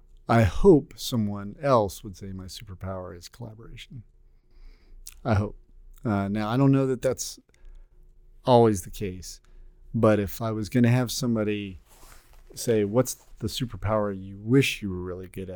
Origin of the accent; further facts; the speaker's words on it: Texas, United States; also born or lived in Oklahoma; I am from Texas.